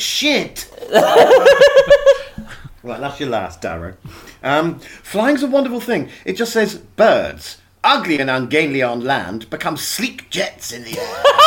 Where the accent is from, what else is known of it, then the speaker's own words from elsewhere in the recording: Dartmoor, South West England, United Kingdom; I grew up on Dartmoor